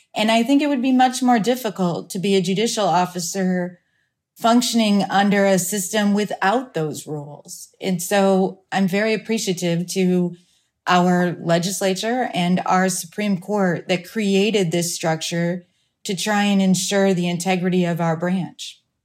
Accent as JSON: {"language": "English", "region": "Iowa", "country": "United States", "tie": "born or raised there", "moved": "yes", "lives_now": "Phoenix, United States", "said": "my hometown back in Iowa"}